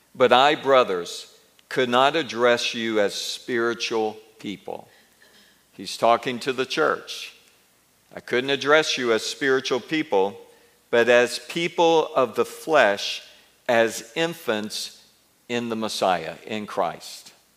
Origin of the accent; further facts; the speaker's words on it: Mobile and Montgomery, Alabama, United States; moved away; also born or lived in India / Israel; when I grew up in Mobile and Montgomery